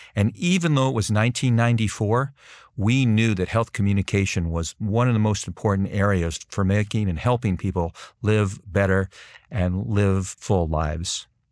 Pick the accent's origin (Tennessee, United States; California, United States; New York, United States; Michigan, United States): California, United States; Southern; also born or lived in Boston / Washington / Brussels; now in Princeton, United States; I'm originally from Southern California